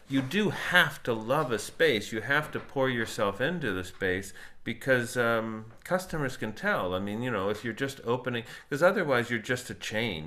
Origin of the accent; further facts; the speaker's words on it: South Florida, United States; moved away; I grew up in South Florida